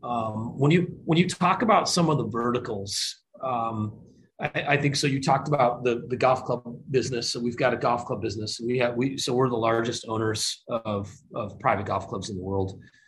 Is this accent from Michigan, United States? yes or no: yes; Michigan, United States; moved away; I grew up in Michigan. I'm a Michigan guy